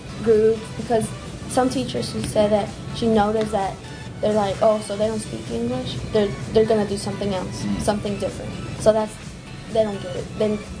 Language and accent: English; Chicago, Illinois, United States; born there; I was born in Chicago. My parents were born in Mexico, and we were kind of, you know, moving around a lot until we finally got here because of my dad.